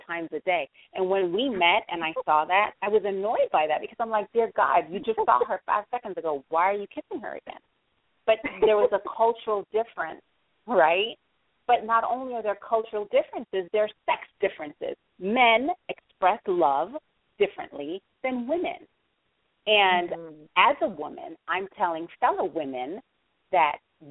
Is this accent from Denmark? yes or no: no; Jamaica; I am Jamaican